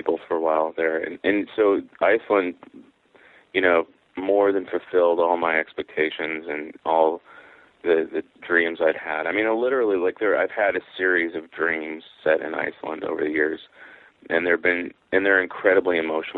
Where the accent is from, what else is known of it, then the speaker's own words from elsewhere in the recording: Mount Vernon, Washington, United States; a used bookstore in my hometown, which is Mount Vernon, Washington